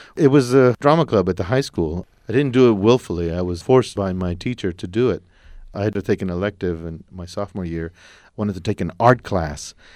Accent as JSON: {"language": "English", "town": "El Paso", "region": "Texas", "country": "United States", "said": "I'm from El Paso. It's a city along the border"}